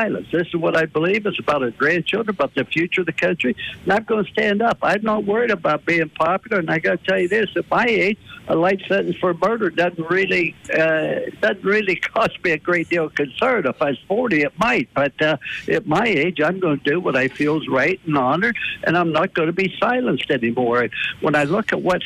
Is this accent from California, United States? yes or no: no; East Liverpool, Ohio, United States; moved away; I was raised in East Thurpe, Ohio, which was 1 mile from the western Pennsylvania border.